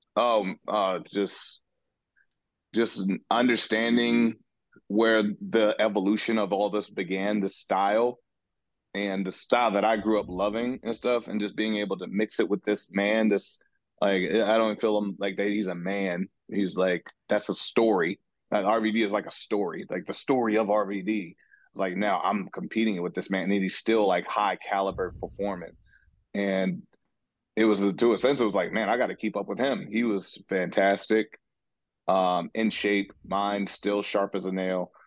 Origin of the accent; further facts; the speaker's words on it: Seattle, Washington, United States; being in my hometown and my city